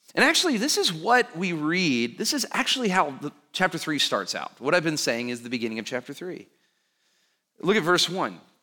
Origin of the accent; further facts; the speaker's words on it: Alabama, United States; I grew up in Alabama